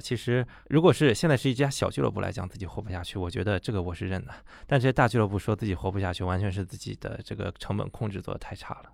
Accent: China; 对我们中国人来讲

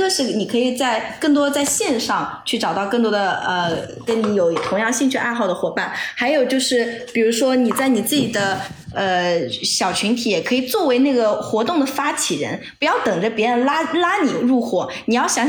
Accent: Chengdu, Sichuan, China; 我也是成都人。OK，我在成都读的大学，好不好？真的。

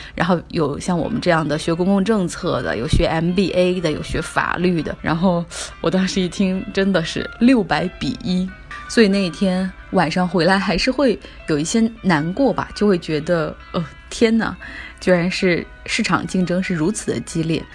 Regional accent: China; 我们中国人

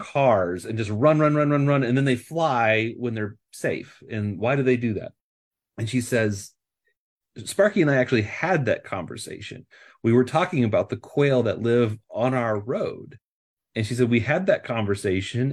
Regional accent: Nebraska, United States; moved away as an adult; now in California, United States; I am from the Midwest. I uh, I grew up in Nebraska

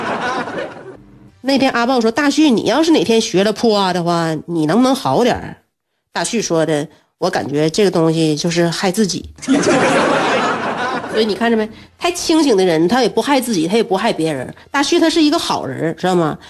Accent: China; 他他们那个人名就起的就是为了让我们中国人记不住的

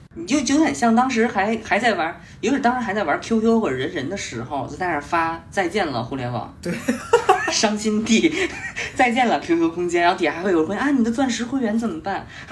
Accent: Yunnan, China; 我是云南的

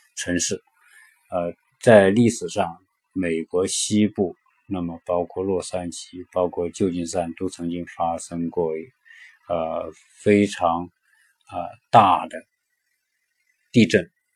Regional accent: China; now in California, United States; 就是我们中国人说的别墅

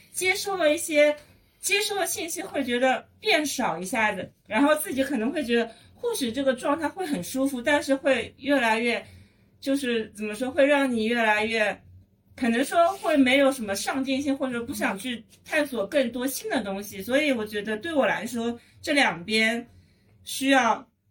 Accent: Shanghai, China; 因为我从小生活在上海嘛

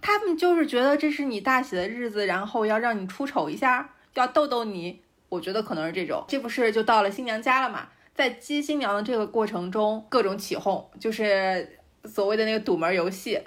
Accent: Shanxi, China; 我可以讲一下我们山西这边

